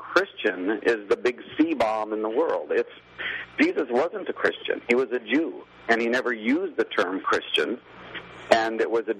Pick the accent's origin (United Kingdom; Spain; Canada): Canada; You know, I'm a Canadian, not a Republican.